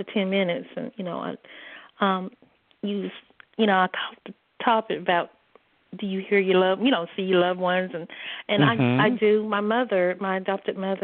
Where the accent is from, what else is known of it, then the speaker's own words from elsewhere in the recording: North Carolina, United States; I'm from North Carolina